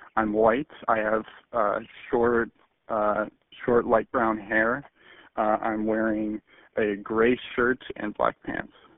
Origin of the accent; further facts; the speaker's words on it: California, United States; I'm from California.